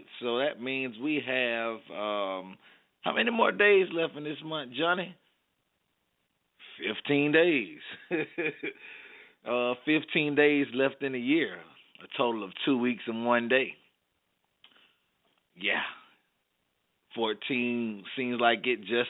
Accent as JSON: {"language": "English", "area": "the South", "region": "Alabama", "country": "United States", "said": "I'm from the South, so, you know, pretty much here in Alabama"}